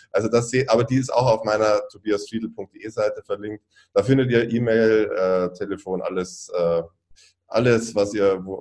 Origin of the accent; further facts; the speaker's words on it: Bavaria, Germany; ich komme aus Süddeutschland, aus Bayern